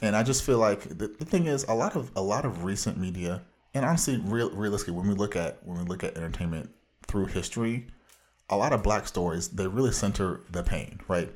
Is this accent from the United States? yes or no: yes; Orange County, Southern California, United States; bona fide comic book fanatic from the widest part of Southern California